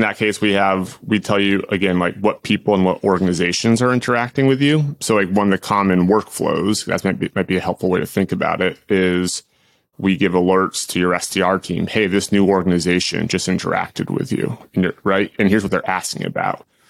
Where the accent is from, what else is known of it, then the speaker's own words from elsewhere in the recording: Boston, Massachusetts, United States; I grew up in Boston